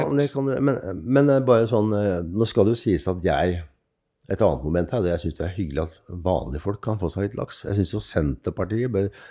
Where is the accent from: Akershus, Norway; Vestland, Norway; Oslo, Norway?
Oslo, Norway; also born or lived in Ålesund; Jeg vokste opp helt uh, sør i Oslo, altså sørøst i Oslo